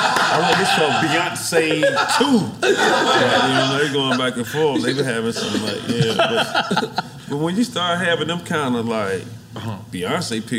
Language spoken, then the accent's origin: English; Atlanta, Georgia, United States; I'm from Atlanta